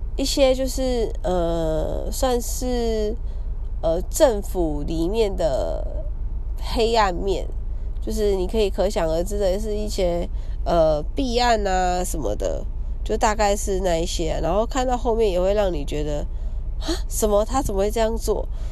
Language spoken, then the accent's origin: Chinese; Kaohsiung, Taiwan; 因为我是高雄人嘛，小时候看电影的时候都会去